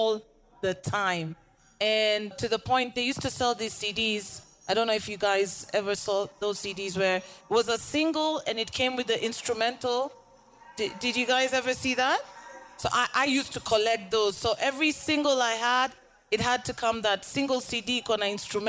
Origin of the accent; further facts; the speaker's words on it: Nairobi, Kenya; Rapper out Nairobi, Kenya